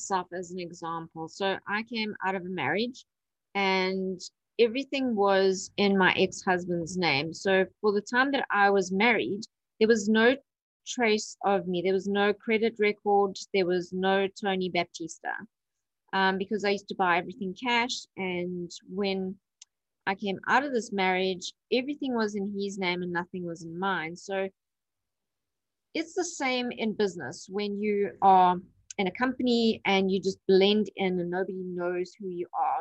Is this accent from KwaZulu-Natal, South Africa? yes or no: yes; Durban, KwaZulu-Natal, South Africa; I'm from Durban, South Africa.